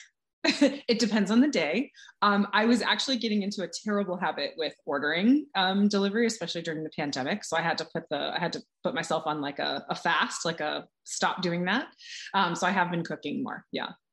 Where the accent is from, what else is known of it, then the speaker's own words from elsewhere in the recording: California, United States; now in Boston, United States; I'm from California